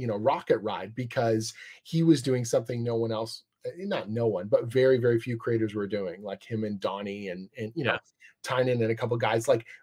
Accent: Canada; I'm Canadian

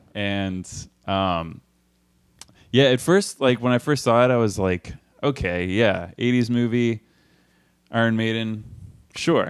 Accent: Austin, Texas, United States; I'm from Austin

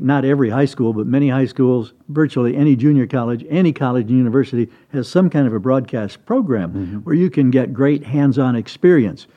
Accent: Midland, Michigan, United States; moved away as an adult; also born or lived in Anderson; now in Sacramento, United States; we're in Michigan, in my hometown in Midland

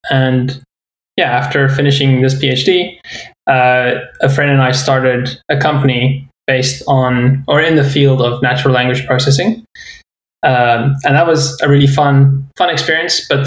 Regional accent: South Africa; my journey started in South Africa, where I grew up

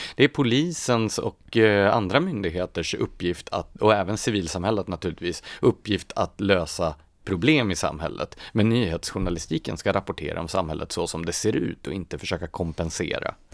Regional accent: Gävle, Gävleborg County, Sweden; Jag är ju uppvuxen i Gävle

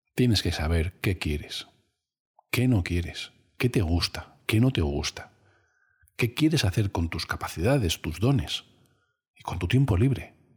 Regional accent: Cáceres, Extremadura, Spain; yo soy de Cáceres

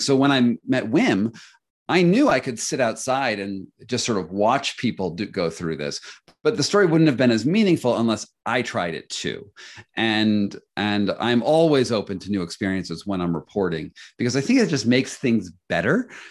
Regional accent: United States; as an American

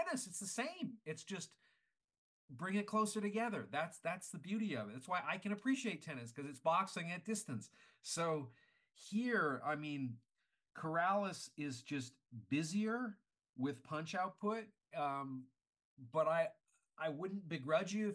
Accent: Canada; I'm Canadian

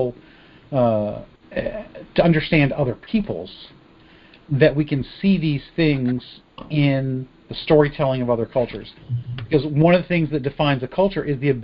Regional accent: United States; who we are as an American people

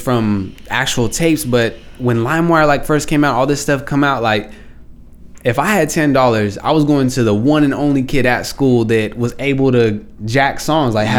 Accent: Stockton, California, United States; I'm just from Stockton. I lived everywhere in Stockton

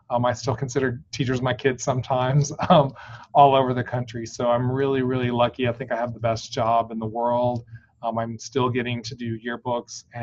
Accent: Texas, United States; moved away; also born or lived in Orlando, Florida; I'm originally from Texas. And so I um, moved back um, about 10 years ago.

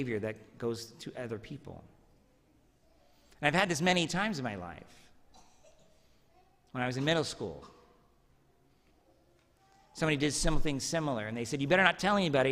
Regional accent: Medford, Oregon, United States; When I was a third grader, I was walking home from Jefferson Elementary in Medford

